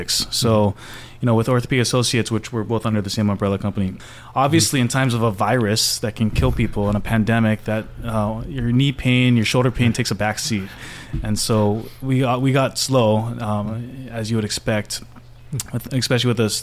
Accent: Honolulu, Hawaii, United States; Born and raised Honolulu

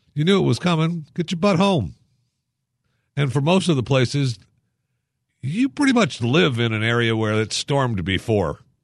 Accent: Michigan, United States; moved away; I remember growing up in Michigan. I couldn't wait to get out of there because of winter

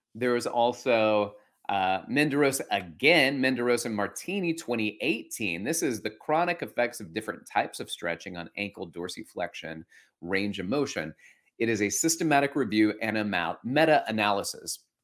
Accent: Alabama, United States; moved away as an adult; now in New York City, United States; before that, I grew up in Alabama

